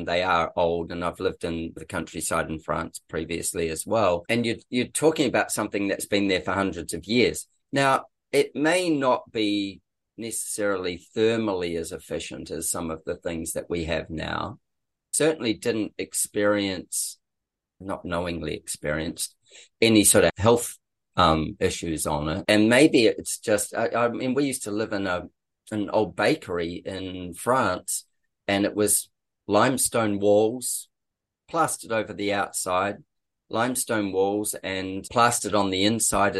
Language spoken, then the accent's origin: English; New Zealand; now in Australia; I'm a Kiwi